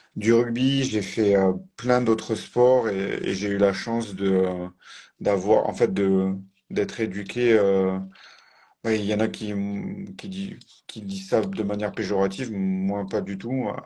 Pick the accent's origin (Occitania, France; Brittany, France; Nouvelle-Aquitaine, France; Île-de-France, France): Occitania, France; Tarn, between Toulouse and Albi; moved away as an adult; now in Strasbourg, France; je suis originaire de Tarn. Exactement, mm. du Tarn, entre Toulouse et Albi.